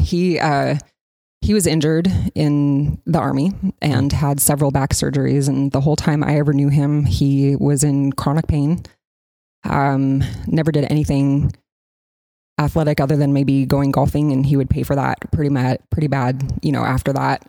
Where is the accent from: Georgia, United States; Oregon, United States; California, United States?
Oregon, United States; Coos Bay; moved away; I'm from Coos Bay, Oregon